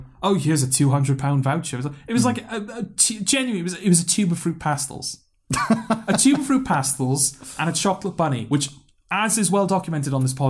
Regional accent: Newport, Wales, United Kingdom; accent: Newport; my Newport accent

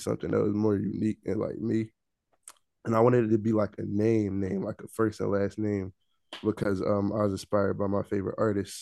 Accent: Philadelphia, Pennsylvania, United States; also born or lived in New York / Florida; I'm from Philly

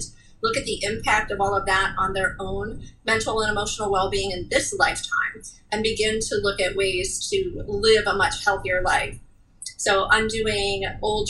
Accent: Cleveland, Ohio, United States; moved away; I was born and raised in Cleveland, but now live down here

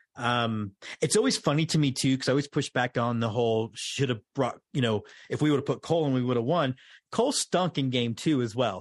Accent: Houston, Texas, United States; moved away as an adult; now in Austin, United States; I grew up in Houston, but lived in Austin after going to U T

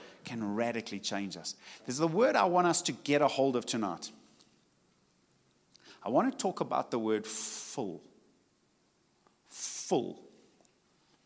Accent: Richards Bay, KwaZulu-Natal, South Africa; I come from Richards Bay, and it's hot.

